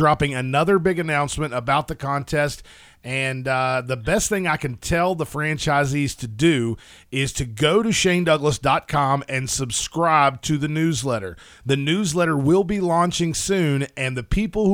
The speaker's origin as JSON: {"language": "English", "region": "West Virginia", "country": "United States", "moved": "yes", "lives_now": "Florida, United States", "said": "I was actually originally from West Virginia. Of course, I'm located in Florida now"}